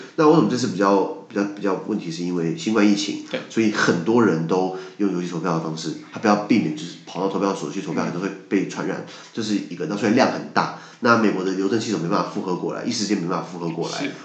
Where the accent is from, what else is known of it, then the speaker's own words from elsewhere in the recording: Taiwan; 我们台湾人